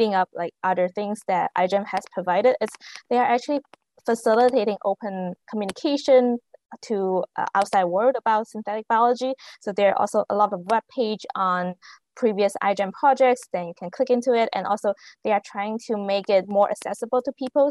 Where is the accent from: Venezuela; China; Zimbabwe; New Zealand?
China; moved away as an adult; now in Canada; I grew up in China, and then I came to Canada for undergrad